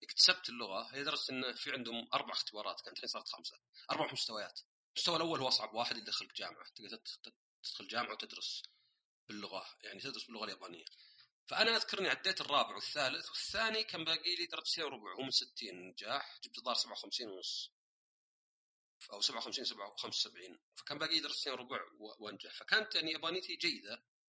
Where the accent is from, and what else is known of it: Saudi Arabia; born or raised there; also born or lived in Austria / Germany / Canada